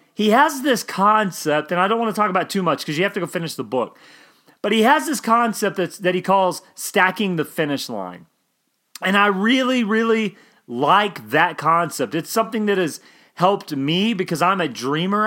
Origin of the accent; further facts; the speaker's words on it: Oklahoma, United States; I grew up in Oklahoma